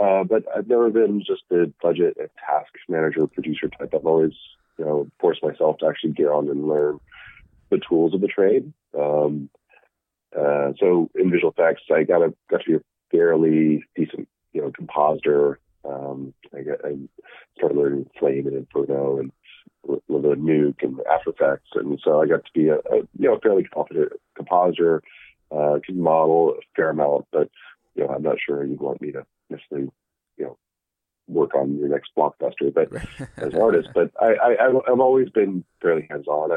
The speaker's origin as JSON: {"language": "English", "region": "Alabama", "country": "United States", "tie": "born or raised there", "also_born_or_lived": "San Francisco", "moved": "as an adult", "said": "I was raised in Alabama"}